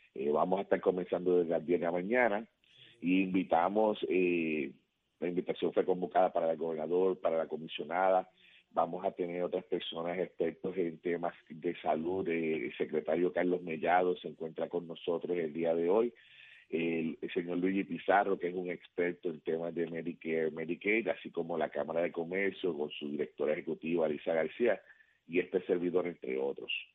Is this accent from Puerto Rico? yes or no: yes; Puerto Rico; now in Florida, United States; Nosotros salimos de Puerto Rico, pero Puerto Rico no sale de nosotros.